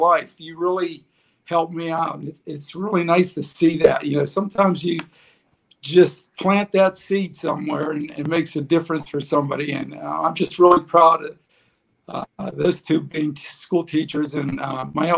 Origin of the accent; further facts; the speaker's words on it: Pittsburgh, Pennsylvania, United States; moved away as an adult; now in Cleveland, United States; I want to say Pittsburgh